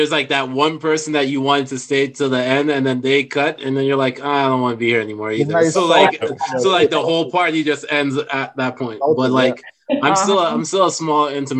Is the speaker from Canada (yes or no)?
yes; Toronto, Ontario, Canada; now in Calgary, Canada; I'm from Toronto.